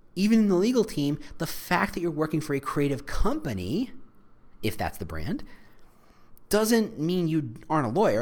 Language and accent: English; New Jersey, United States; I was raised in New Jersey